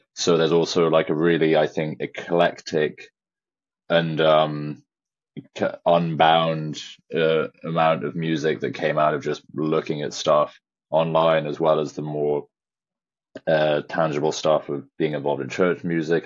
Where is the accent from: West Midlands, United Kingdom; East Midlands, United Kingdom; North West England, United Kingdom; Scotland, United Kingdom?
West Midlands, United Kingdom; Shropshire; I was raised in Shropshire, which is a very remote rural farming county in England on the border of Wales